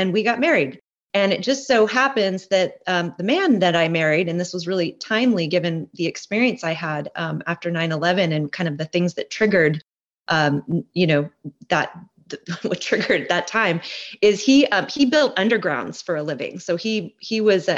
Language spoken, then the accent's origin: English; Portland, Oregon, United States; moved away as an adult; also born or lived in Hawaii; now in Olympia, United States; I grew up in Portland, Oregon area